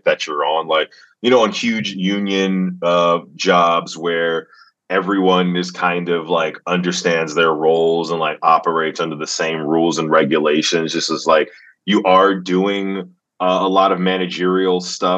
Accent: Atlanta, Georgia, United States; born or raised there

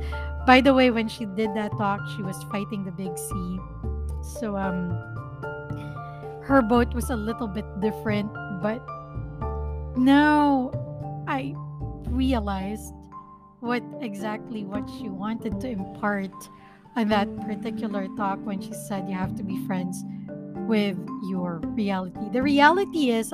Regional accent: Philippines; first language Filipino; English is a second language; My first language is still Filipino

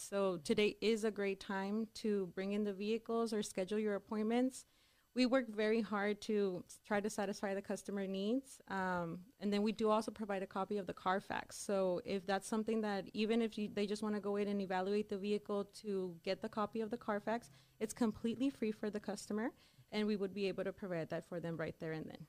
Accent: El Paso, Texas, United States; also born or lived in Dallas; I am from El Paso, Texas

